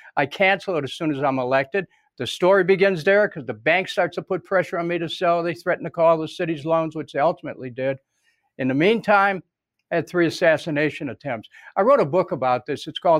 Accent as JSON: {"language": "English", "town": "Cleveland", "region": "Ohio", "country": "United States", "tie": "born or raised there", "said": "When I grew up in Cleveland, I remember in one of these apartments we were at on St. Clair Avenue, at one above Martha's Delicatessen at 10712 St. Clair. I was about 11 or 12 years"}